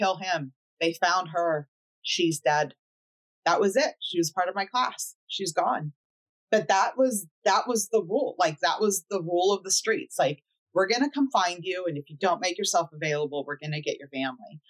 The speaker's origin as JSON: {"language": "English", "town": "Oceanside", "region": "California", "country": "United States", "tie": "born or raised there", "said": "I grew up in Oceanside"}